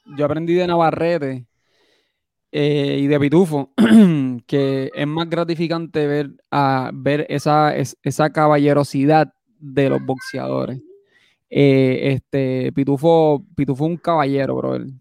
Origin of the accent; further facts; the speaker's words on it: Puerto Rico; moved away; yo siendo puertorriqueño